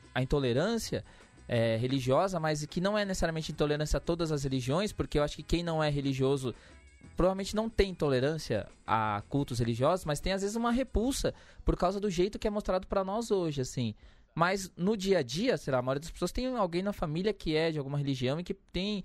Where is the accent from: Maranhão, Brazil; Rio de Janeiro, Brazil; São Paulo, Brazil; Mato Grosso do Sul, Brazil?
São Paulo, Brazil; eu que sou da, da Zona Sul ali em Santo Amaro